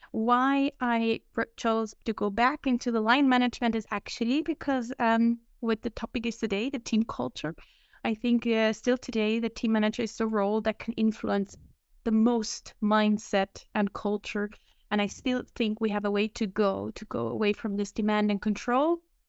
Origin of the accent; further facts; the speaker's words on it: Switzerland; moved away; So I'm originally from Switzerland, that's where I grew up, and worked my first years of my career.